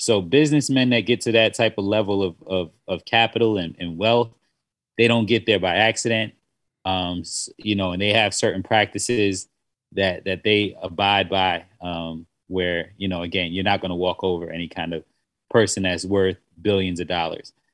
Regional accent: South Carolina, United States; I grew up in South Carolina

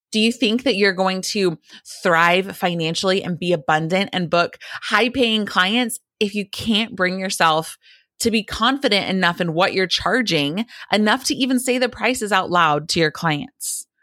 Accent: the South, United States; a Christian girl growing up in the South

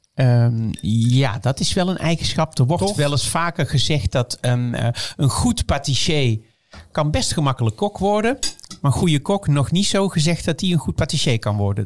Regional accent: Netherlands; als Nederlanders

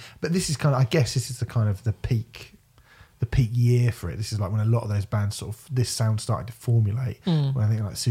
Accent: Basingstoke, South East England, United Kingdom; I grew up in Basingstoke

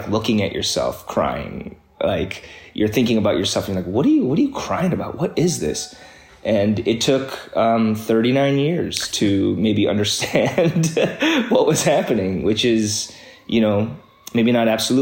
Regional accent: Midwest, United States; as an immigrant kid, growing up in the Midwest

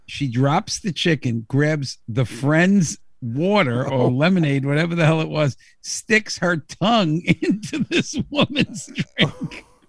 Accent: United States; I'm American

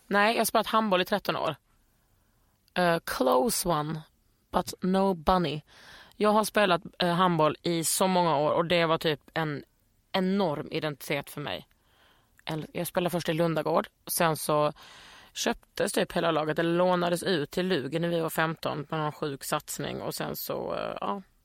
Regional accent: Skåne, Sweden; moved away as an adult; also born or lived in Lund / Västergötland / Bohuslän; när jag flyttade ifrån Skåne när jag var 20, då kände jag mig skånsk

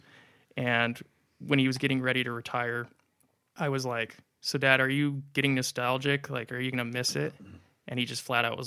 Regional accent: Las Vegas, Nevada, United States; I'm from Las Vegas. I was born and raised.

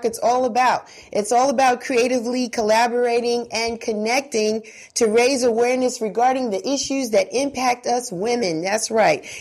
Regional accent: New York City, New York, United States; I was born and raised in Bronx River Projects myself

